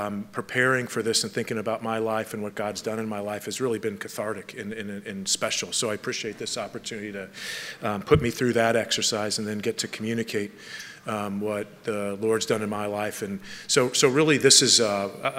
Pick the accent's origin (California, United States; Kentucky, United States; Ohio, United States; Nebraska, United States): California, United States; Palos Verdes; I grew up in Southern California in Palos Verdes